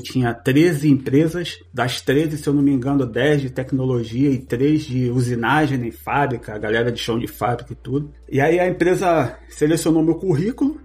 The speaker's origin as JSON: {"language": "Portuguese", "region": "Rio de Janeiro", "country": "Brazil", "moved": "as an adult", "lives_now": "Quebec, Canada", "said": "Eu sou do Rio de Janeiro, venho do bairro da Zona Oeste do Rio de Janeiro, chama-se Cesarão."}